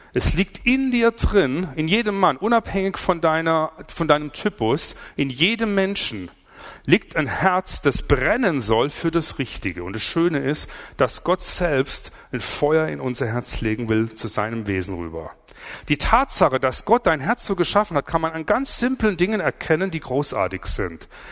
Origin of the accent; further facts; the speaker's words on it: Swabia, Germany; Ich komme aus dem Schwabenland